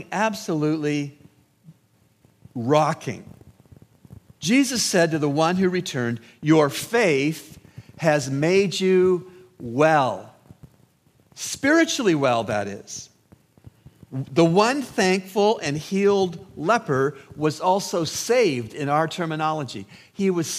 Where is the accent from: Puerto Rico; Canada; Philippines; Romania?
Canada; also born or lived in United States; now in Bahamas; where I grew up in Canada